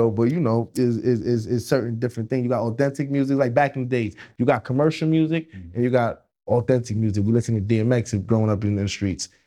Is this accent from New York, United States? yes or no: yes; New York City, New York, United States; Yeah, I'm Jamaican, so we, we we came up wild in Brooklyn.